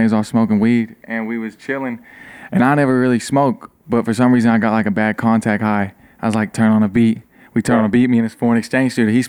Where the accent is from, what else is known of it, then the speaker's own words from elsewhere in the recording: Clay City, Kentucky, United States; I'm from Powell County, which is like 45 minutes down the road.